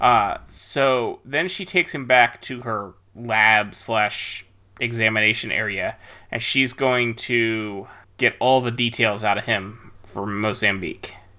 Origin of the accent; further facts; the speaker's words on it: United States; as an American